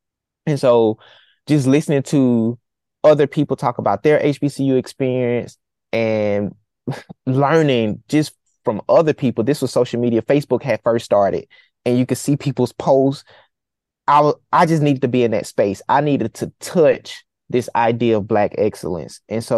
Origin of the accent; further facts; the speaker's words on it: right outside of Auburn, Alabama, United States; I'm a 17-year-old black boy. I just want to be loved. Growing up right outside of Auburn